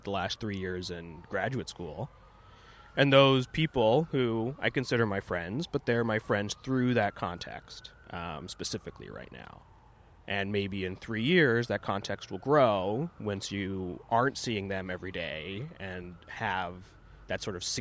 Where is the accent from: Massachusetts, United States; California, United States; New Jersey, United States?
California, United States; Castro Valley; moved away as an adult; now in New York, United States; I grew up in Castro Valley, California, which is in the East Bay, maybe 45 minutes from San Francisco